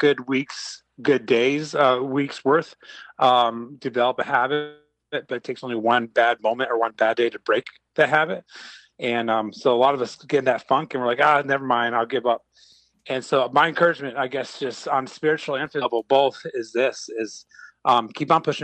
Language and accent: English; Montreal, Quebec, Canada; moved away; I grew up in Montreal